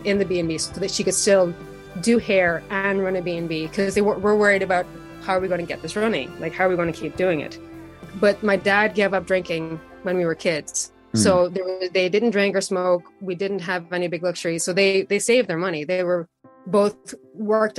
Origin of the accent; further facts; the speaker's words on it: Carlow, Ireland; moved away as an adult; now in United States; I am from a small town in Ireland named Carlo, also named Carlock, built on four lakes. My parents own a bed and breakfast in Carlo. They have for over 20 years. So I spent a lot of time running around a bed and breakfast in my youth